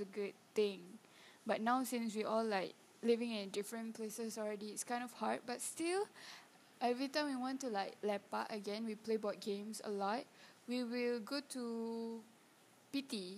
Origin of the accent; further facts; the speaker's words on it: Kelantan, Malaysia; moved away; I'm from Kelantan and it's like I didn't go back